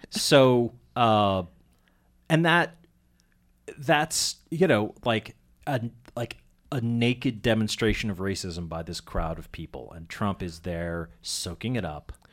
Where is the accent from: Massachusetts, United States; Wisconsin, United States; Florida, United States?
Massachusetts, United States; Andover; I grew up in Andover, Mass.